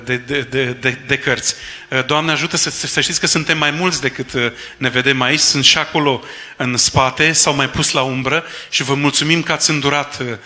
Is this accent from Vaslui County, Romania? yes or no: yes; Vaslui, Vaslui County, Romania; care suntem de aici din Vaslui